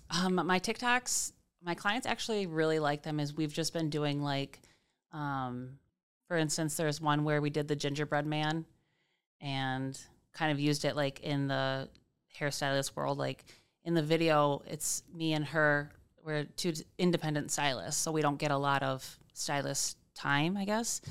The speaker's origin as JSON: {"language": "English", "town": "Grand Rapids", "region": "Michigan", "country": "United States", "tie": "born or raised there", "also_born_or_lived": "Comstock Park / Cedar Springs", "said": "I've lived, um, in Grand Rapids. I grew up on Palmer Street"}